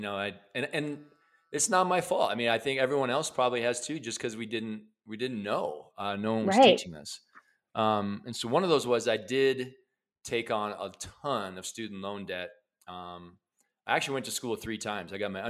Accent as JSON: {"language": "English", "region": "Midwest", "country": "United States", "tie": "born or raised there", "said": "I grew up in the Midwest in a lower middle class family"}